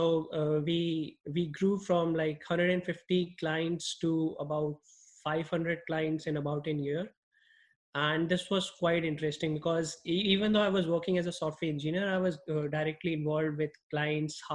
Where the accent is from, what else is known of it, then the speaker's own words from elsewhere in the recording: New Delhi, Delhi, India; moved away as an adult; now in Los Angeles, United States; I grew up in New Delhi and I did my schooling in New Delhi